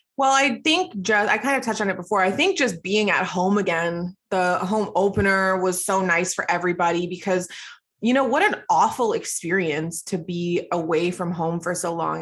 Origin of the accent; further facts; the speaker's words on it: Toronto, Ontario, Canada; also born or lived in Edmonton; I grew up in Scarborough, Ontario, um, so that's where I lived for my entire life